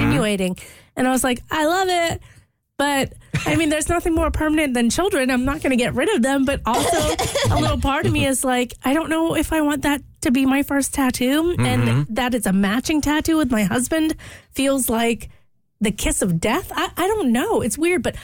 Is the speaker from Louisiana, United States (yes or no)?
yes; Louisiana, United States; also born or lived in Wales; I grew up in Louisiana